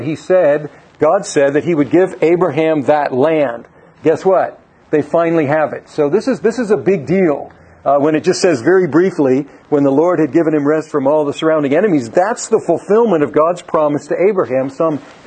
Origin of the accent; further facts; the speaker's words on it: United States; Being an American